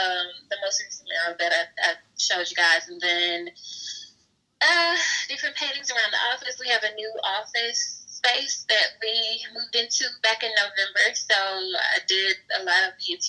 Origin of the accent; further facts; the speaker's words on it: Fayette, Mississippi, United States; also born or lived in Savannah, Georgia; now in Jackson, United States; I moved back home to Fayette for a little bit